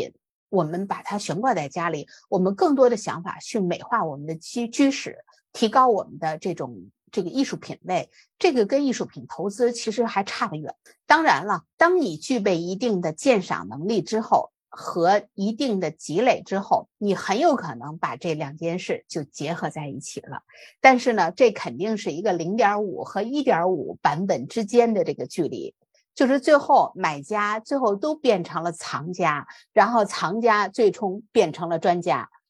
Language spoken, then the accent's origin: Chinese; China; 但是我们作为中国人来讲呢，这个是我们生活当中不能回避的事情